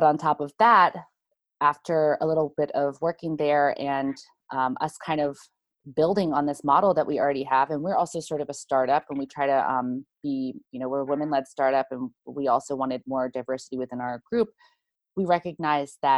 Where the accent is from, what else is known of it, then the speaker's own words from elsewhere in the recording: United States; as an American